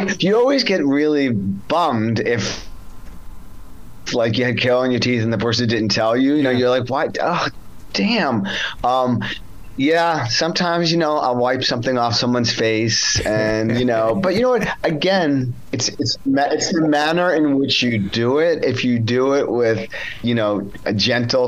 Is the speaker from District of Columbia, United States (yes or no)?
no; New York, United States; I grew up in New York